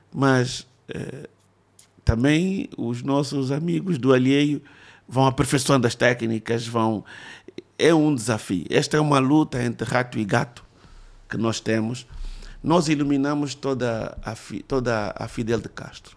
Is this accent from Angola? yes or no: yes; Luanda, Luanda Province, Angola; eu não conhecia Luanda onde cresci